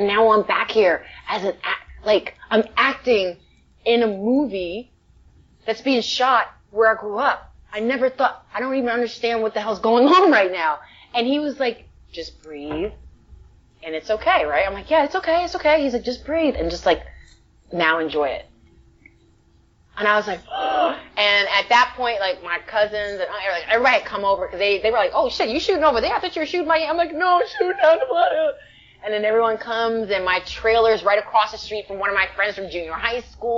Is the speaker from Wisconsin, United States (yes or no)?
no; New York, United States; now in Los Angeles, United States; I'm from the Bronx, but I live in LA. And I've been living in LA for like 15 years. And I still say that. Well, I'm from New York, but I live in LA.